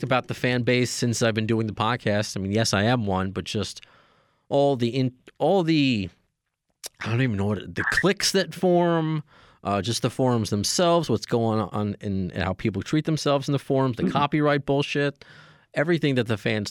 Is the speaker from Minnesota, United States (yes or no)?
no; Huntington, New York, United States; the Paramount in my hometown of Huntington